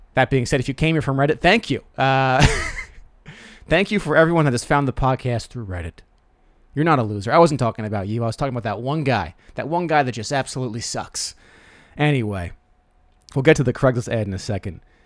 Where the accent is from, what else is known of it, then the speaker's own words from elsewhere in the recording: Rockville Centre, New York, United States; It's my hometown